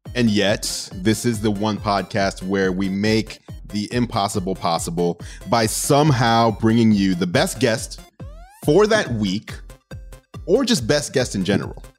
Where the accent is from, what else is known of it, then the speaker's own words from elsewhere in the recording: New York City, New York, United States; moved away; Growing up in New York City and having my entire family over there